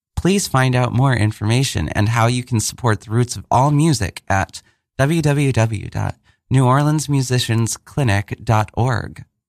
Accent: Mankato, Minnesota, United States; moved away; also born or lived in Germany / Rockford; I grew up in Min-, like, Mankato, Minnesota

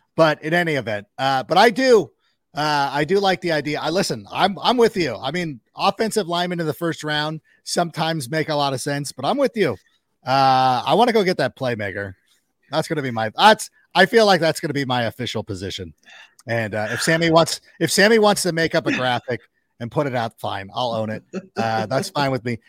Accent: Park Ridge, Illinois, United States; I was born in Park Ridge

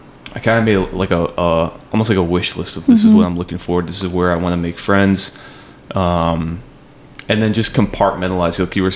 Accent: Las Vegas, Nevada, United States; also born or lived in Flagstaff, Arizona; even though I'm from Vegas

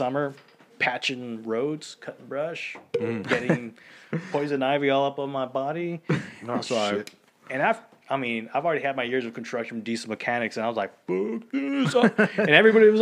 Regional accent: San Antonio, Texas, United States; also born or lived in La Vernia, Texas; I grew up in San Antonio

